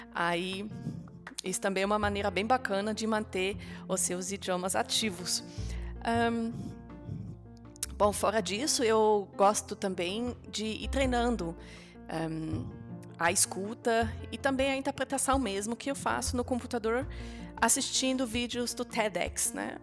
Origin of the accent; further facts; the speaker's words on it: Germany; first language German and Dutch; Portuguese is a second language; moved away; Eu nasci na Alemanha como filha de pai alemão e mãe holandesa então já fui crescendo bilingue, falando tanto alemão quanto holandês. Como a gente morava na Alemanha muito perto da fronteira